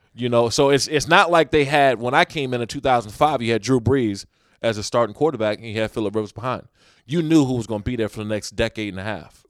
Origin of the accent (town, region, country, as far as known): United States; moved away